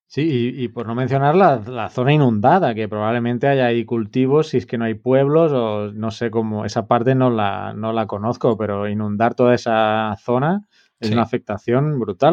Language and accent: Spanish; Terrassa, Catalonia, Spain; moved away as an adult; now in El Salvador; desde pues, Tarrasa, mi ciudad natal